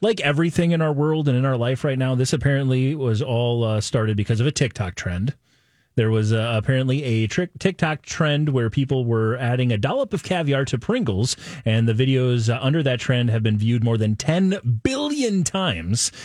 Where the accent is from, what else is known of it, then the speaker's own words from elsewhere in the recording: Nebraska, United States; I was born in Nebraska, but I'm not a corn husker